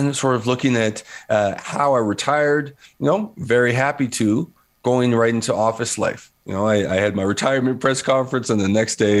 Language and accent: English; Vancouver, British Columbia, Canada; also born or lived in New Westminster / University of Kansas, United States; I grew up in New Westminster and in Vancouver, predominantly, white city in the 80s and 90s.